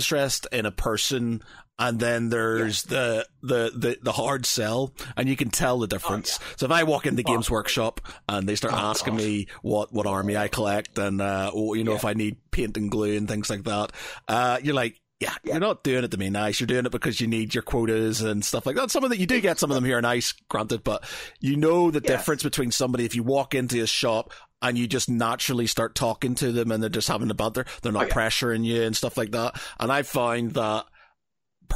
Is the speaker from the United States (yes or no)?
no; Belfast, Northern Ireland, United Kingdom; growing up in Belfast or outside of Belfast